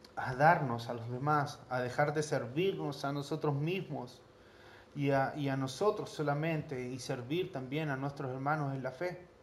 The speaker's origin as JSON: {"language": "Spanish", "country": "Chile", "said": "Nosotros acá en Chile"}